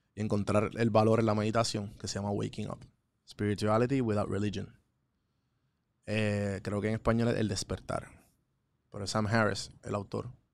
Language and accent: Spanish; Puerto Rico; Aprendí de Puerto Rico, aprendí de mi pueblo